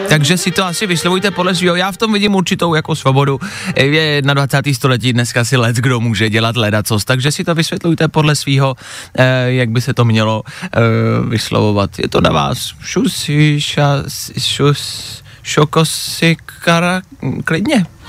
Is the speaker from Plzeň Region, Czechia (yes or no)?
yes; Plzeň, Plzeň Region, Czechia; v Plzni, v mém rodném městě